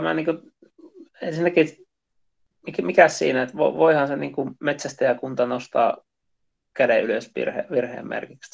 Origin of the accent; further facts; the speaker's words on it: Central Finland, Finland; meillä Keski-Suomessa